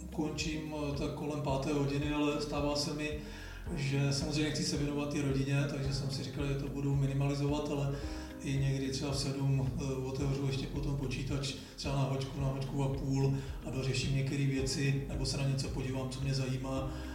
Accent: Žleby, Central Bohemian Region, Czechia; u nás, eh, ve Žlebech, odkud pocházím

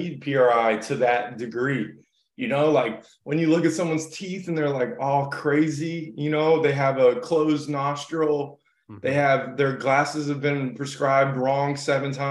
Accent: Miami, Florida, United States; moved away; also born or lived in New York City; I grew up in Miami and South Florida. I lived in New York City

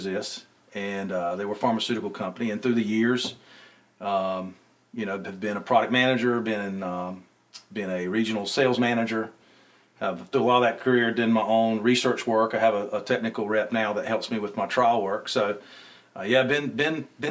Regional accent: Clinton, North Carolina, United States; I grew up in Eastern North Carolina, Clinton, North Carolina in particular

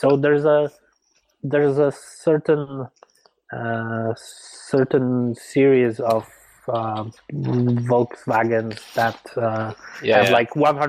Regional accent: Warmian-Masurian Voivodeship, Poland; born or raised there; moved away

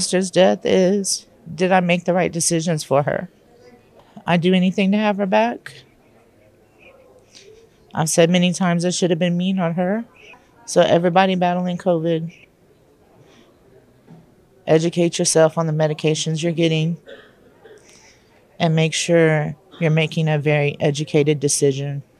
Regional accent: Texas, United States; I am from Texas

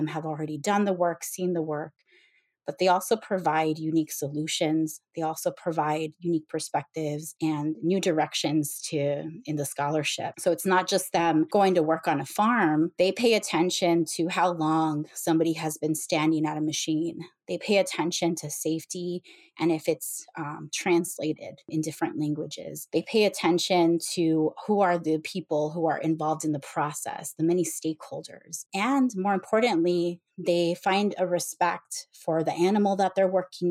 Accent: Rio Grande Valley, South Texas, United States; moved away as an adult; also born or lived in Iowa; I grew up in the Rio Grande Valley, which is a large agricultural area in South Texas

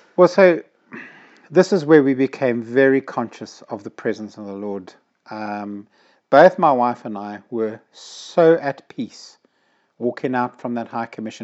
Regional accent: Zimbabwe; moved away as an adult; now in United Kingdom; growing up in Zimbabwe, we were not allowed to have fireworks

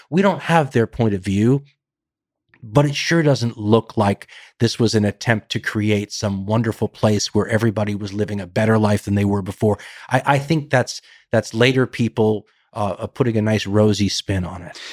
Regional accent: United States; The tradition that we grew up with here in the United States and that I grew up learning

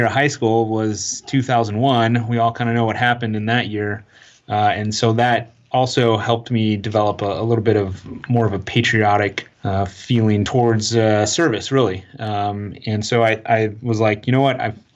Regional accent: Tucson, Arizona, United States; I'm from Tucson, Arizona, and where we lived, there weren't a lot of city lights.

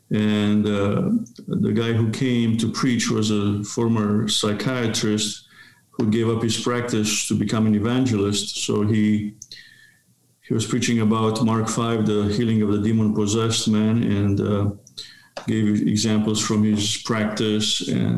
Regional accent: Romania; born there; So I was born in Romania in 1970.

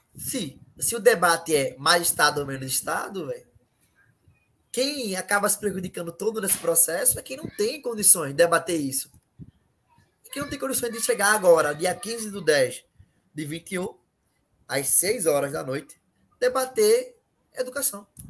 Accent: Recife, Pernambuco, Brazil; eu moro na Ilha do Janeiro, um bairro, uma periferia aqui em Recife

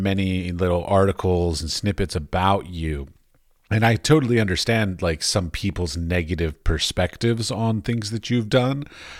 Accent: Washington, District of Columbia, United States; moved away as an adult; now in Prague, Czech Republic; I grew up in Washington, D.C., actually. Oh, so I'm from America. I am, but I'm currently living in Prague, Czech Republic. My wife is Czech.

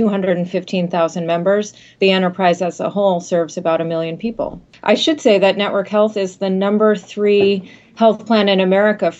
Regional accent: Massachusetts, United States; I'm born and bred in Massachusetts

